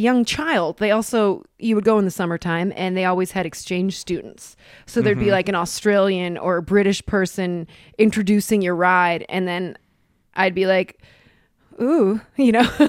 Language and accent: English; Cleveland, Ohio, United States; moved away; I'm from Cleveland, but I really push on the accent comedically sometimes.